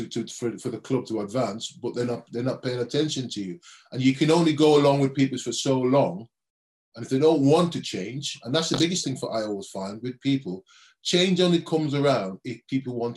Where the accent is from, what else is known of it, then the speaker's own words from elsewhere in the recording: Birmingham, West Midlands, United Kingdom; as a young kid growing up in Birmingham